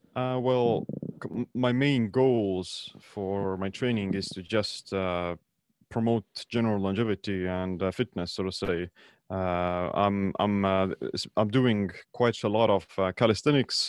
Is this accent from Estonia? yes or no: yes; Estonia; I'm from Estonia.